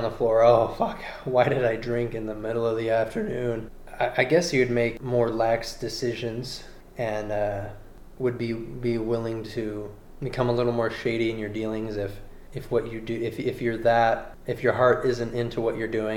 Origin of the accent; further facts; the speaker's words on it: California, United States; I'm from California